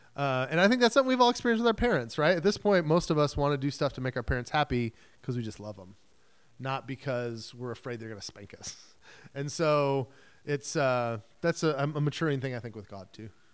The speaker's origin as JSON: {"language": "English", "country": "United States", "said": "as modern American Christians"}